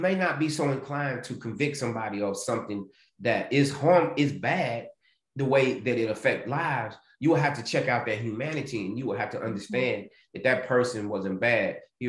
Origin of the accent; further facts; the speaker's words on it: the South, United States; And growing up in the South, still having slave practices, plantation ways.